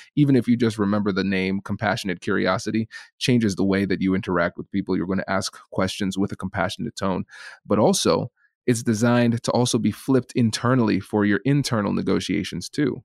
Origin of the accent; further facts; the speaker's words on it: Tiffin, Ohio, United States; accent: Caribbean; I grew up in a small town called Tiffin, Ohio